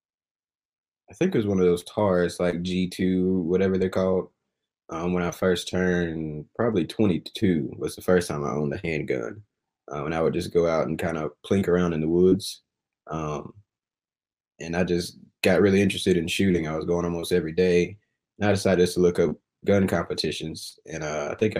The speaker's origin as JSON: {"language": "English", "town": "Rock Hill", "region": "South Carolina", "country": "United States", "tie": "born or raised there", "also_born_or_lived": "Fort Mill, South Carolina", "said": "I was born and raised in Rock Hill, South Carolina"}